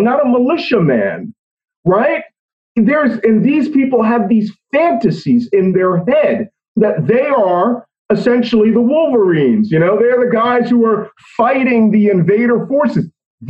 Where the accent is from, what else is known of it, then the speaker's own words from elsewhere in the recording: Philadelphia, Pennsylvania, United States; I was born in Philadelphia at the Naval Hospital in Philadelphia. I was raised in that city.